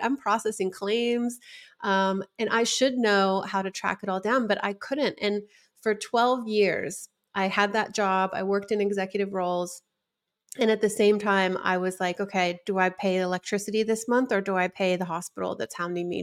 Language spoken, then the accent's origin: English; West Coast, United States; I was from the West Coast